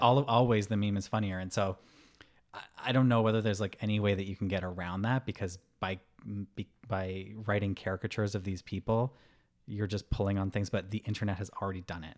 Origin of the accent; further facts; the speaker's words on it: Vermont, United States; my home state of Vermont